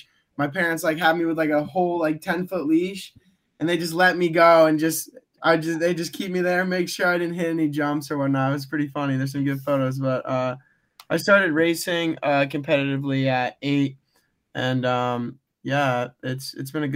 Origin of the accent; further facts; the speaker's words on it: Charlotte, Vermont, United States; I'm from Charlotte, Vermont